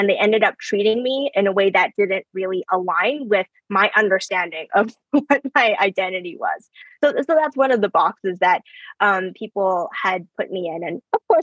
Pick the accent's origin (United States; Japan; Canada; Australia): Canada; first language English; I was born here in Canada. English is my first language, and I suck at Chinese. Like, my relatives laugh at me about it all the time, but it's because I grew up here.